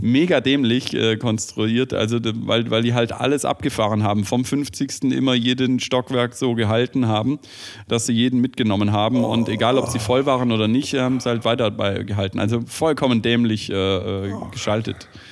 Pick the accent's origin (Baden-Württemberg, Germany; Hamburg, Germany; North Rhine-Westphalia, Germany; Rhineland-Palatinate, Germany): Baden-Württemberg, Germany; Stuttgart; als äh, Stuttgarter